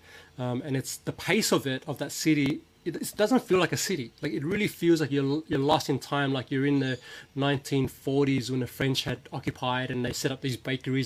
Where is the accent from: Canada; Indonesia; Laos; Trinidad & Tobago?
Laos; moved away; I was born in Laos